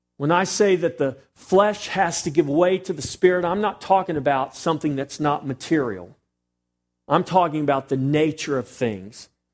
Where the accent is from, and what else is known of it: Texas, United States